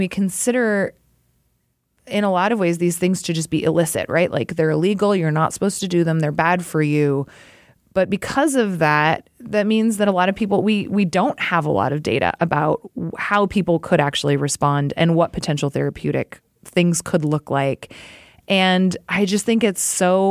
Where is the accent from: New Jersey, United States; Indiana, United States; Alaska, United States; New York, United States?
Alaska, United States; moved away; I grew up in Alaska.